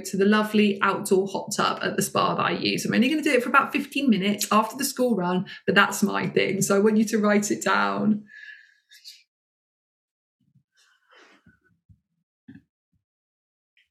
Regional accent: United Kingdom; as a British woman

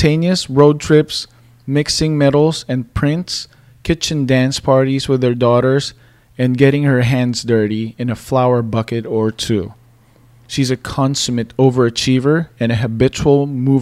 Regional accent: Philippines; moved away; growing up in the Philippines

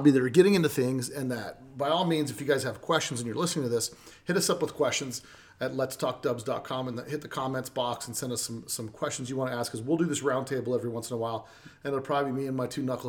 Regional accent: Las Vegas, Nevada, United States; I'm not from here, I'm from Vegas

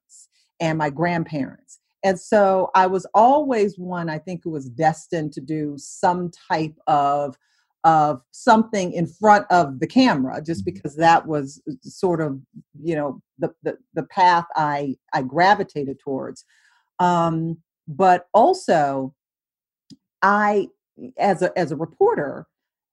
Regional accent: Detroit, Michigan, United States; moved away as an adult; also born or lived in Atlanta; growing up in Detroit

